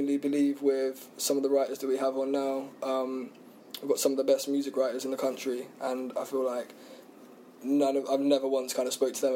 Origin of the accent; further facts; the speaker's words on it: Isle of Wight, South East England, United Kingdom; now in London, United Kingdom; I grew up on the Isle of Wight